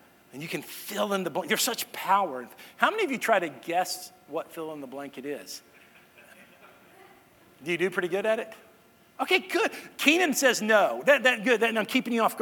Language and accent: English; Irving, Texas, United States; that's my hometown. That's where me and my sister grew up, Irving, Texas.